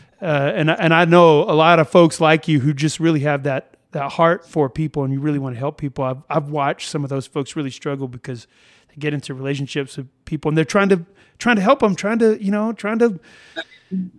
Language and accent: English; United States; there's this rugged individualism that we have as Americans